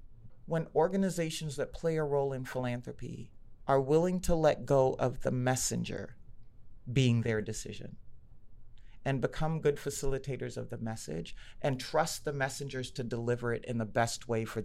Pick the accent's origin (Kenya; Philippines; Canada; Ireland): Kenya; I'm good and I'm Kenyan. I'm smart and I'm Kenyan. I'm a girl and I'm Kenyan. I work for Target and I'm Kenyan.